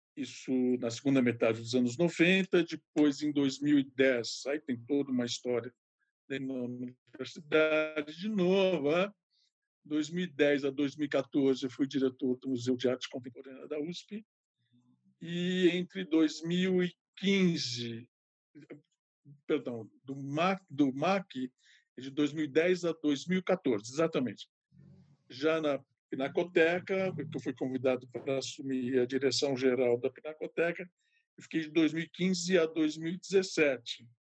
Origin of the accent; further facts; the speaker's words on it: Ribeirão Preto, São Paulo, Brazil; eu sou de Ribeirão Preto, que é o interior de São Paulo